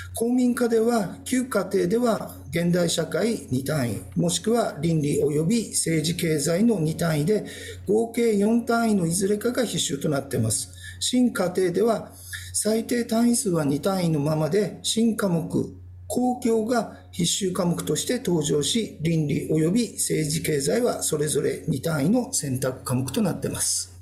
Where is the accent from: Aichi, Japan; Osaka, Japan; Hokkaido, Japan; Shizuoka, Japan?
Hokkaido, Japan; Kitami; now in Okinawa, Japan; 私は北海道の北見の出身です